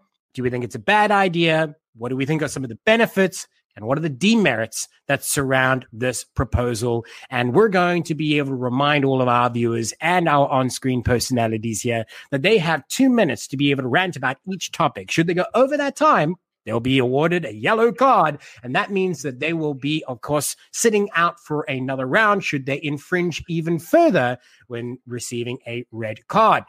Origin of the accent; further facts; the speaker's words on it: Cape Town, Western Cape, South Africa; moved away; where I grew up in Cape Town